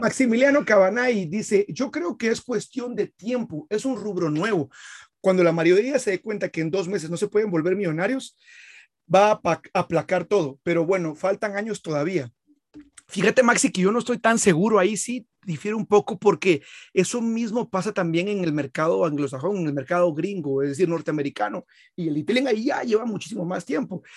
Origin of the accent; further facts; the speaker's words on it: Guatemala; soy de Guatemala